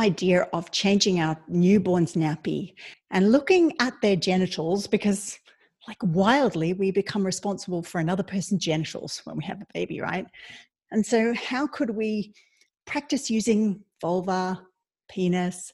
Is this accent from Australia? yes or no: yes; Australia; moved away as an adult; now in Ireland; I'm Australian, but I lived in Ireland 20 years